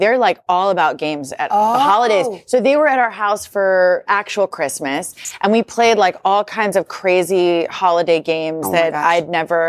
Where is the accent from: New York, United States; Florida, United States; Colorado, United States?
Colorado, United States; now in Los Angeles, United States; I was raised in Colorado